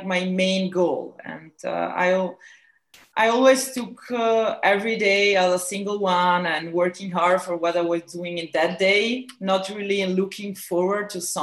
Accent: Ticino, Switzerland; in Ticino, is the Swiss Italian part of Switzerland, in a little village.

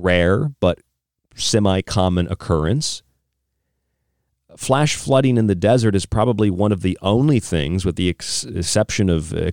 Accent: St. Pete Beach, Florida, United States; now in Arizona, United States; I'm from St. Pete Beach. I'm from the Gulf Coast

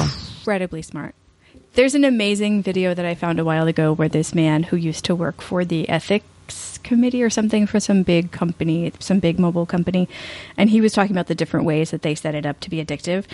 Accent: East Coast, United States; moved away; I grew up in the East Coast

